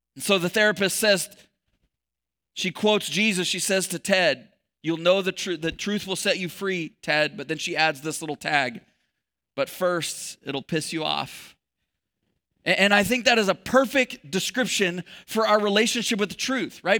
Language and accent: English; Texas, United States; I was born in Texas.